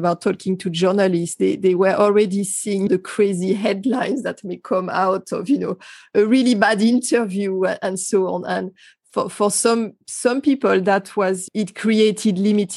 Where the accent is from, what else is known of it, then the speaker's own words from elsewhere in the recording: France; moved away; my home country in France